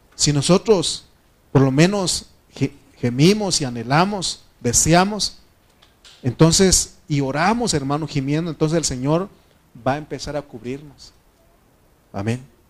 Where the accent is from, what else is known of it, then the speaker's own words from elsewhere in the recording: Mexico; como buen mexicano